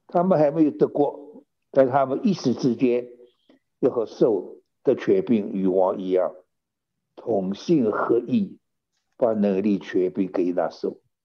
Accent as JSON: {"language": "Chinese", "country": "China", "also_born_or_lived": "California, United States", "moved": "yes", "lives_now": "United States", "said": "我们中国人"}